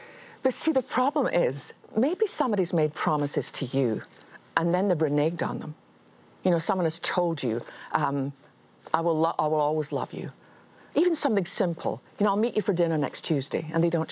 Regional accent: Scotland, United Kingdom; as a Scottish Baptist

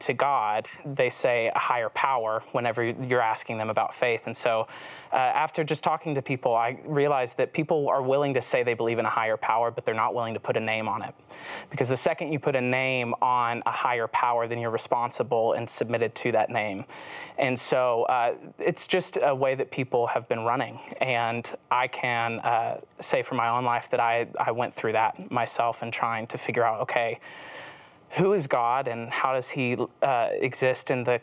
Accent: the Bible Belt, United States; moved away; also born or lived in Los Angeles; friends that I had growing up in the Bible Belt

